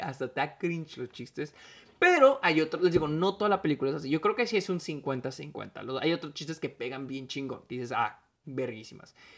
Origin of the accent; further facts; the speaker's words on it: Mexico; soy mexicano